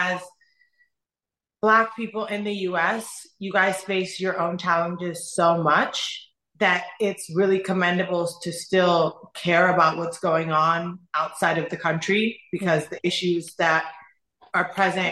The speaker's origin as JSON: {"language": "English", "town": "Qom", "region": "Qom Province", "country": "Iran", "tie": "born or raised there", "moved": "yes", "said": "I was born in Iran. I was born in the city of Qom. So my family is extremely religious"}